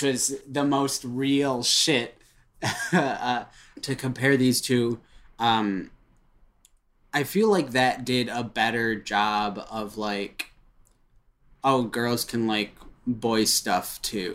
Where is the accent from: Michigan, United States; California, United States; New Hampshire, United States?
Michigan, United States; Royal Oak; born or raised there